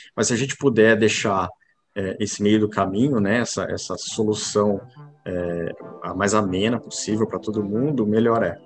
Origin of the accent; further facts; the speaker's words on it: São José do Rio Preto, São Paulo, Brazil; also born or lived in Campinas; nascido em Campinas, criado em São José do Rio Preto, interior de São Paulo